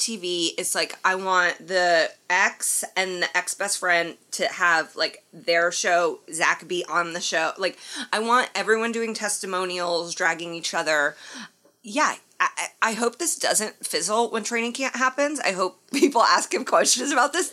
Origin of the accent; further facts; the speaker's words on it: Indiana, United States; when I was growing up in Indiana